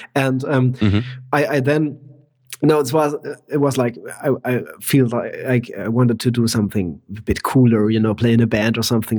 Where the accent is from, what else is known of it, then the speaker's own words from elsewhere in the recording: Germany; I'm from Germany and I'm in Germany at the moment